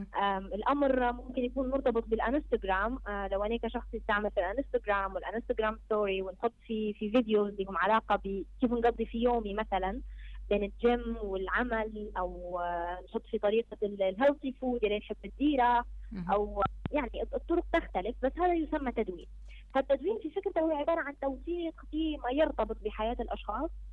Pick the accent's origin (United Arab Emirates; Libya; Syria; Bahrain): Libya; عندنا في ليبيا